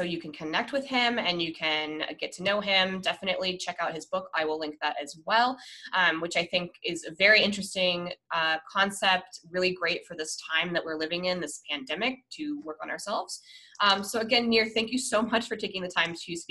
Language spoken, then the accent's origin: English; Denver, Colorado, United States; I'm from Denver.